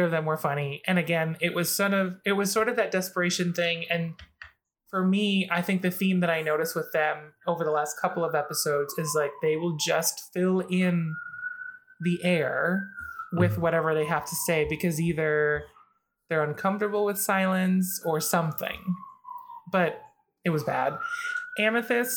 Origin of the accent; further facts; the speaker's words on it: Philippines; a fellow Filipina woman